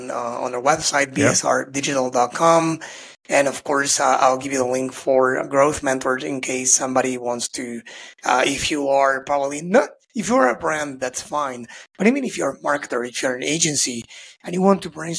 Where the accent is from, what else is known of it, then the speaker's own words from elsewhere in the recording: Argentina; I'm from Argentina